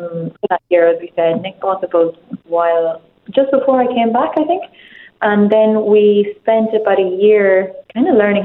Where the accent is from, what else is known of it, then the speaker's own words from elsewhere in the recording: County Monaghan, Ireland; I'm from County Monaghan, so it's not it's quite a landlocked part of Ireland